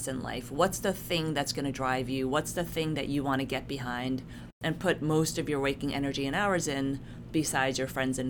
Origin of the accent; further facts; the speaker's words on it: New York City, New York, United States; moved away as an adult; also born or lived in South Korea; now in Arizona, United States; I'm an immigrant from South Korea. My parents immigrated here when I was a baby. I was raised and grew up in New York City